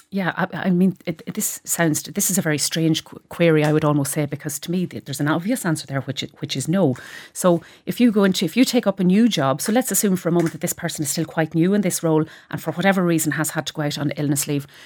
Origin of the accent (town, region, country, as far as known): Cavan, Ulster, Ireland